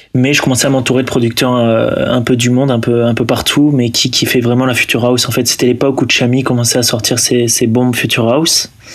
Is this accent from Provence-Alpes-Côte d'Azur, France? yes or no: no; Lille, Hauts-de-France, France; moi je viens du nord. Je viens de Lille.